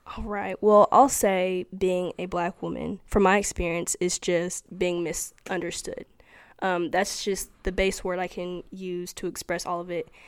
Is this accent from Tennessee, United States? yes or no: yes; Cleveland, Tennessee, United States; I'm from Cleveland, Tennessee